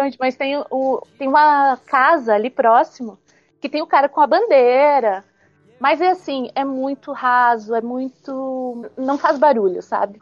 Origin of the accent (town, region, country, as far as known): Paraná, Brazil